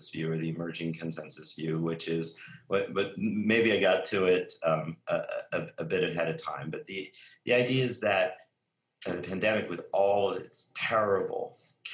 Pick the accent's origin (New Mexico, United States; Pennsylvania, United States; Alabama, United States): New Mexico, United States; Albuquerque; moved away; also born or lived in Silicon Valley / New York; growing up in Albuquerque, New Mexico